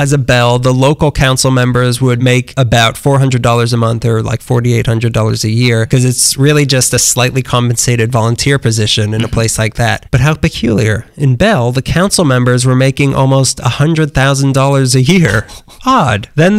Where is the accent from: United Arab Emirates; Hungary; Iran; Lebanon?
Lebanon; Has anyone not put together that we're from Lebanon?